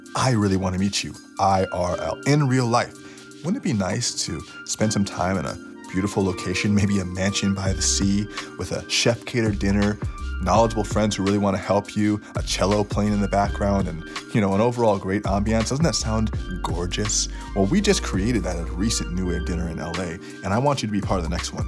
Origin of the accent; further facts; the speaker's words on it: Florida, United States; I grew up in Florida